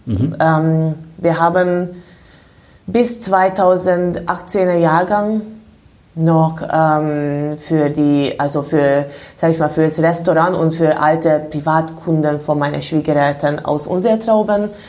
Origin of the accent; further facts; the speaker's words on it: Budapest, Hungary; moved away as an adult; now in Germany; Also ich komme aus Ungarn, bin in Budapest geboren.